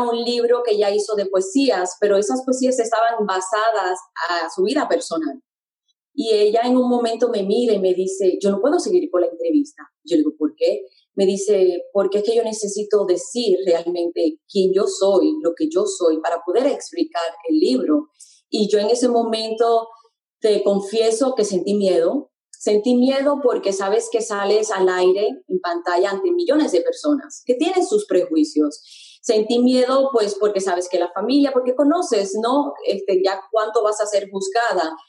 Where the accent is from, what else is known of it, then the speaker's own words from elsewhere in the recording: Puerto Rico; moved away; mi niñez fue en Puerto Rico este, la mayor parte de mi niñez